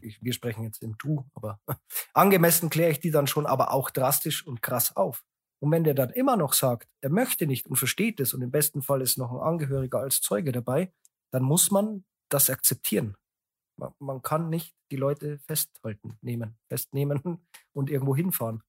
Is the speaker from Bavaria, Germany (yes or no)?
yes; Landshut, Bavaria, Germany; born or raised there